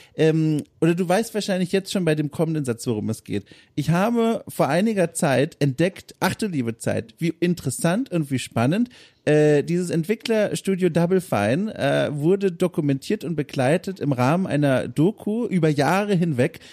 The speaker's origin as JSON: {"language": "German", "region": "Southern Germany", "country": "Germany", "said": "ich komme aus Süddeutschland"}